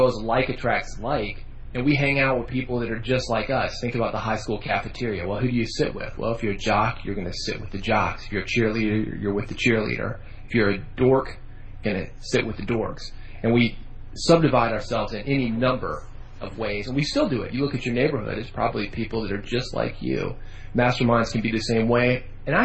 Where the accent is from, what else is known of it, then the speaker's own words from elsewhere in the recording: Nashville, Tennessee, United States; growing up in Nashville, music is what we